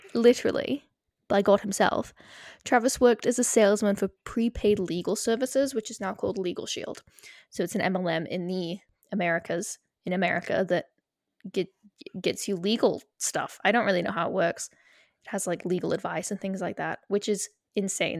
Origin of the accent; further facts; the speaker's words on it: United Kingdom; we are British.